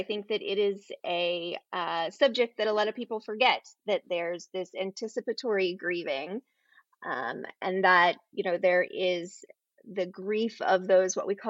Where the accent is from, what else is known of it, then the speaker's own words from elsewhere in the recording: Ohio, United States; born there; also born or lived in Florida; So I was born in the Midwest. I was born up in Ohio and lived most of my life as a child with my dad as a pastor with a non-denominational group. So we moved around a great deal, but I graduated from high school and ended up in Florida.